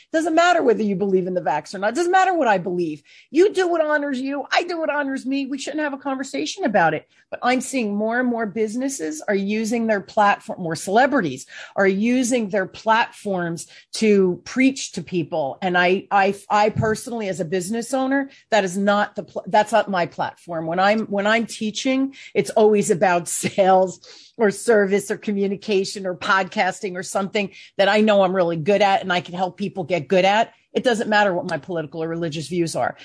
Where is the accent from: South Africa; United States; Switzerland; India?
United States; New Jersey; I even sound like I'm from New Jersey 'cause I'm from New Jersey.